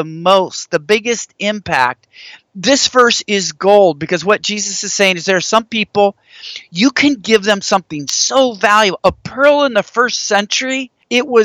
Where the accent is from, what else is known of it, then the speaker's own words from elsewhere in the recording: Washington, United States; moved away as an adult; now in Texas, United States; I grew up in Washington State